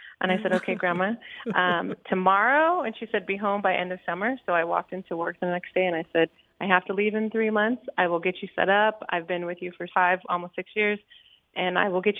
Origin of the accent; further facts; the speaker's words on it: Jurupa Valley, California, United States; also born or lived in Boston; So I'm actually from Jurupa Valley, now named Jurupa Valley, but originally